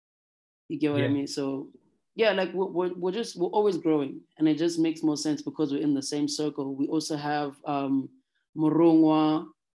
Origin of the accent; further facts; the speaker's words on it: South Africa; we're from South Africa